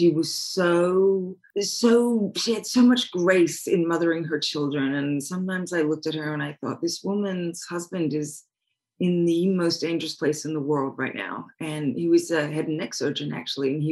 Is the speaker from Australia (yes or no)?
yes; Australia; moved away; also born or lived in Hawaii; I grew up on a beach in Australia